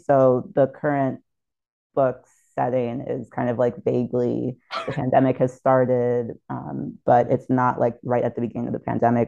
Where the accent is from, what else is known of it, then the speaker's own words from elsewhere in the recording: St. Thomas, U.S. Virgin Islands; growing up in St. Thomas in the U.S. Virgin Islands